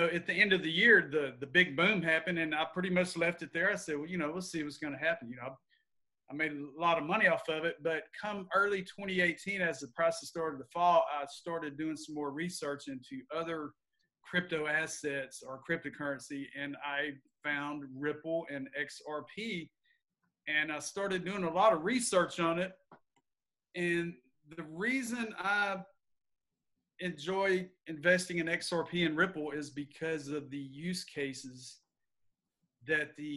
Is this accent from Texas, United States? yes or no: yes; Lumberton, Texas, United States; I'm born and raised in Southeast Texas. I grew up in a little town called Lumberton, Texas